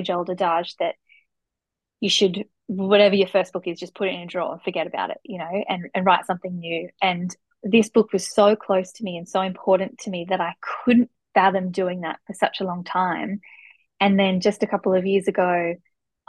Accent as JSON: {"language": "English", "town": "Newcastle", "region": "New South Wales", "country": "Australia", "tie": "born or raised there", "said": "I grew up in Newcastle and I studied there"}